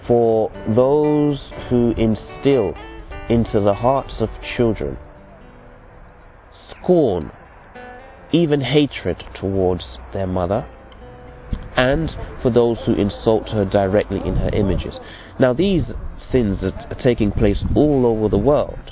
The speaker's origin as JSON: {"language": "English", "region": "England", "country": "United Kingdom", "said": "I'm from England, but my parents are from the West Indies."}